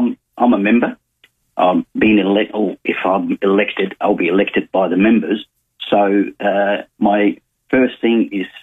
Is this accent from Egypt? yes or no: yes; Egypt; also born or lived in South Australia; now in Adelaide, Australia; I come from Egypt. I came to Australia in the 70s.